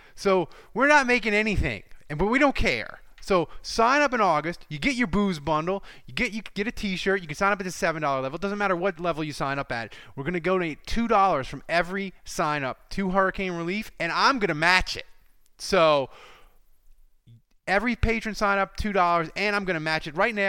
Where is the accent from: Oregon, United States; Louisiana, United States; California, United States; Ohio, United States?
Louisiana, United States; We're from Louisiana